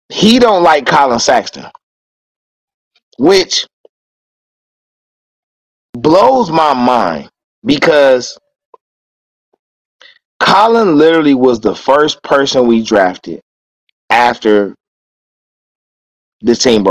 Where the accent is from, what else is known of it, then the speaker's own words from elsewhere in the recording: Cleveland, Ohio, United States; growing up in Cleveland